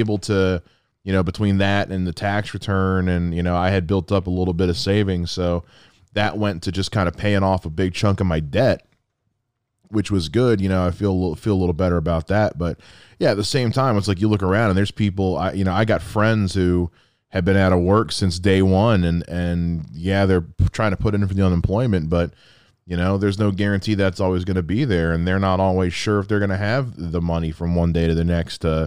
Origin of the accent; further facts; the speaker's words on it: the South, United States; I'm from the South